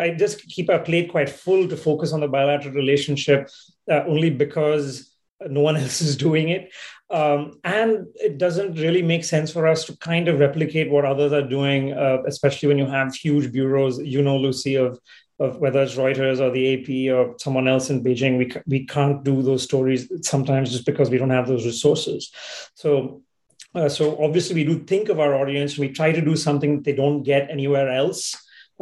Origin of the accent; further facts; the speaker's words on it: India; as an Indian